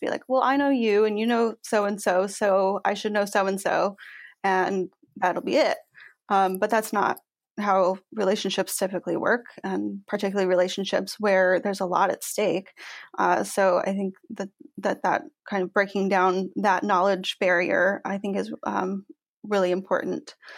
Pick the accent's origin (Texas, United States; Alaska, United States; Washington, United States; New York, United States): Washington, United States; I grew up in Washington State